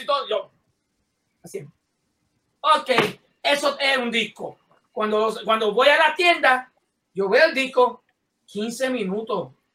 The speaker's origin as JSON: {"language": "Spanish", "country": "Puerto Rico", "said": "quiero a mi pueblo de Puerto Rico"}